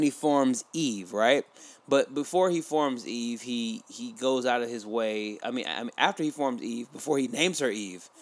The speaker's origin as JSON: {"language": "English", "country": "Nigeria", "said": "I'm Nigerian and I did grow up conservatively"}